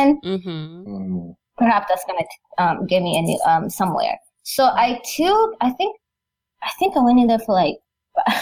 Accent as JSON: {"language": "English", "country": "Rwanda", "said": "We come from Rwanda"}